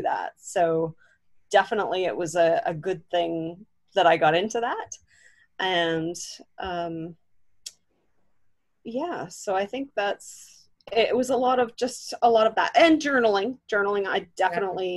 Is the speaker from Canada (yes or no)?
yes; Southwestern Ontario, Canada; I am from Southwestern Ontario, Canada